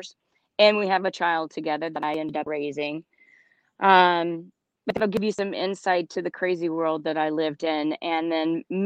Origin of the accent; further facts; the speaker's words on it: Louisiana, United States; moved away as an adult; also born or lived in Los Angeles, California; I grew up in Louisiana